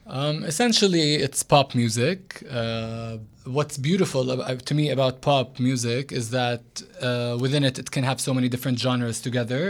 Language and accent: English; Jerusalem, Palestine; also born or lived in United States; I lived almost all my life in Jerusalem, except for when I went to college in America. But um, yeah, I grew up in Jerusalem